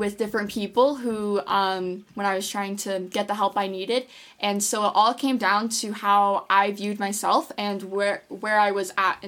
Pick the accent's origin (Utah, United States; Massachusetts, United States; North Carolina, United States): Utah, United States; Draper; I'm from Draper, Utah